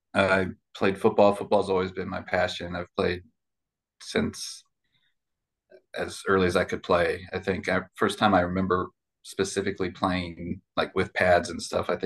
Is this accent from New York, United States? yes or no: no; Chicago, Illinois, United States; also born or lived in South Bend, Indiana; I'm originally I was born up in South Bend, Indiana. And then I consider growing up in Chicago, far north suburb of Chicago. That's where I went to high school and had my formative years.